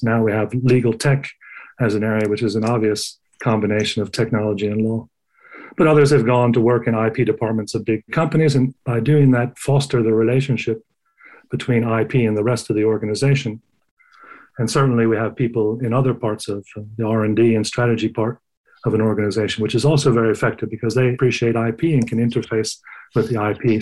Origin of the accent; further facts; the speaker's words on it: United States; moved away as an adult; also born or lived in Sweden; I grew up in the United States